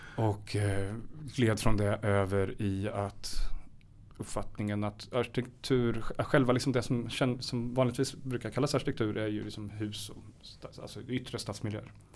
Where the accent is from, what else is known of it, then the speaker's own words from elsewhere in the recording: Karlskoga, Örebro County, Sweden; jag är född i Karlskoga i Värmland. En väldigt speciell stad, vapenindustri.